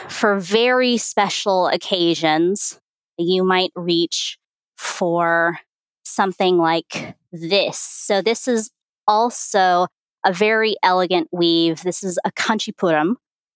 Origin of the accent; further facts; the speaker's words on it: California, United States; now in Phoenix, United States; I'm based in Phoenix, Arizona, although really I'm a California girl at heart